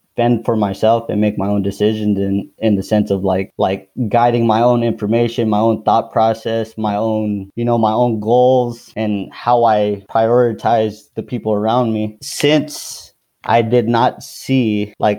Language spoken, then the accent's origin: English; Daly City, California, United States; also born or lived in Philippines; we moved back to, like, Daly City, San Francisco.